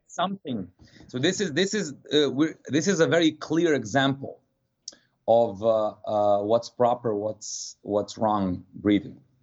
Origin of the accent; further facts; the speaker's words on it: Serbia; moved away as an adult; also born or lived in New Jersey / Martha's Vineyard, Massachusetts / West Palm Beach, Florida; now in Miami, United States; I do not want to live the adult life in Serbia